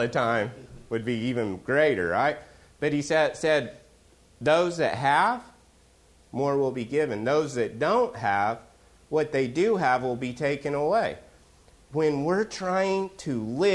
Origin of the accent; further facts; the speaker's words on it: Oklahoma, United States; I'm from Oklahoma